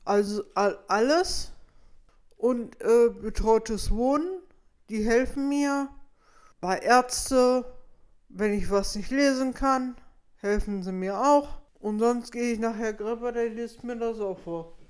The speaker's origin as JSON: {"language": "German", "town": "Petershagen", "region": "North Rhine-Westphalia", "country": "Germany", "moved": "as an adult", "lives_now": "Minden, Germany", "said": "ich komme ja aus Petershagen"}